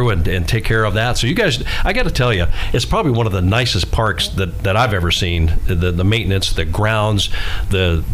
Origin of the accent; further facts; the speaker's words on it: Florida, United States; moved away; I'm from Florida